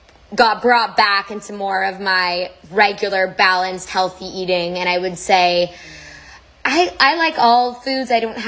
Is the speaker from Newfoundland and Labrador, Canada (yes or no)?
no; Toronto, Ontario, Canada